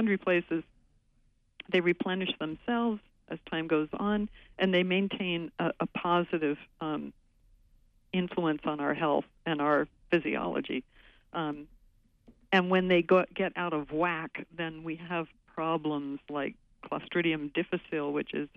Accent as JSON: {"language": "English", "region": "West Coast", "country": "United States", "tie": "born or raised there", "moved": "yes", "lives_now": "Maine, United States", "said": "I grew up on the West Coast"}